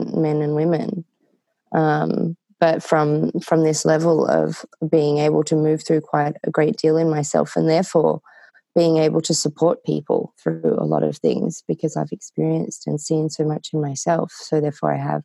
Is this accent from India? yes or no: no; Australia; now in Nevada City, United States; I am Australian.